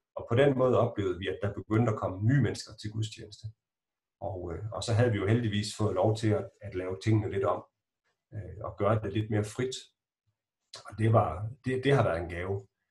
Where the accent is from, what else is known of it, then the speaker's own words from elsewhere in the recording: Strandby, North Denmark Region, Denmark; moved away; also born or lived in Gothenburg; så var det lykkedes præsten i Strandby, hvor jeg kommer fra, at lokke min mor til at være en del af menighedsrådet